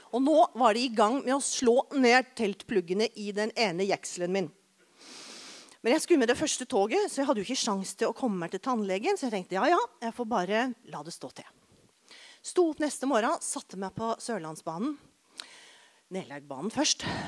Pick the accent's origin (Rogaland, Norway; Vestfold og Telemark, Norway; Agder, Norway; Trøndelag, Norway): Agder, Norway; Arendal; tannlegen min hjemme i Arendal